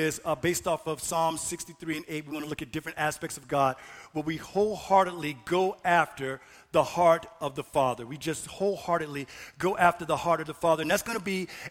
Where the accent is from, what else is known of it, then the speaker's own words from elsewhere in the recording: Florida, United States; now in North Dakota, United States; I'm from the South, I'm from Florida